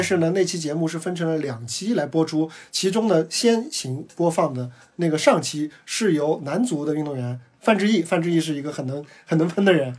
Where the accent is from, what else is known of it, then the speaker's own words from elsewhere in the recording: Shanghai, China; 我是上海人